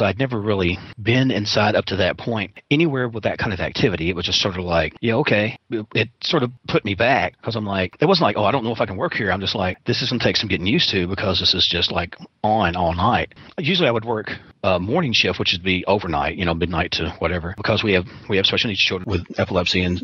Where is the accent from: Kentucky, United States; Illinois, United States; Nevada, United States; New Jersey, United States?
Kentucky, United States; Western; growing up in Western Kentucky